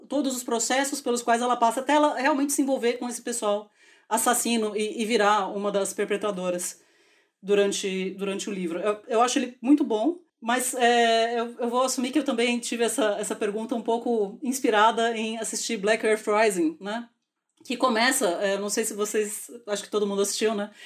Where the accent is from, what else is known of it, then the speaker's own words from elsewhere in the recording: Brazil; como brasileira